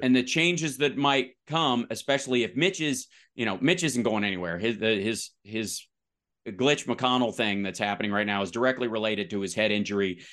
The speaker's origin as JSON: {"language": "English", "region": "Kentucky", "country": "United States", "tie": "born or raised there", "also_born_or_lived": "West Virginia / Louisville", "moved": "yes", "said": "I'm from the South."}